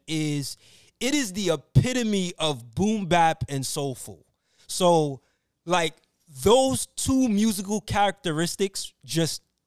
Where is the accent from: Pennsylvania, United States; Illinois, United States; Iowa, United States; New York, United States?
New York, United States; me being from New York